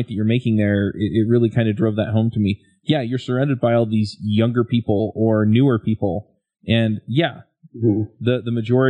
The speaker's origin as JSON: {"language": "English", "region": "Utah", "country": "United States", "tie": "born or raised there", "said": "I grew up here in Utah"}